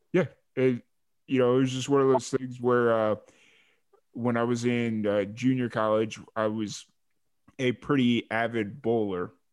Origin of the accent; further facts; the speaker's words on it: Chicago, Illinois, United States; now in Texas, United States; from Chicago, but I just kind of live in Texas